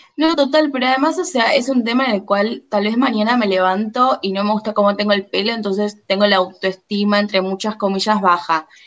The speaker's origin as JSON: {"language": "Spanish", "region": "Buenos Aires", "country": "Argentina", "said": "yo soy porteña, vivo en Buenos Aires Capital"}